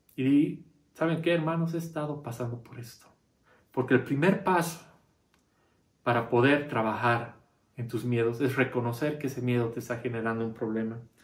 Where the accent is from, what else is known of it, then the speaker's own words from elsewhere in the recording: Bolivia; para nosotros somos bolivianos